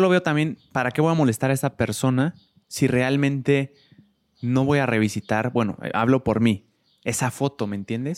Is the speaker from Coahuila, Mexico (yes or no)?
no; Querétaro, Mexico; yo crecí toda mi vida en Querétaro